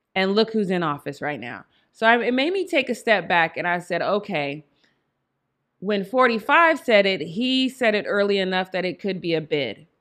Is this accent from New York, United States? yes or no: no; Denver, Colorado, United States; moved away; I am from Denver, Colorado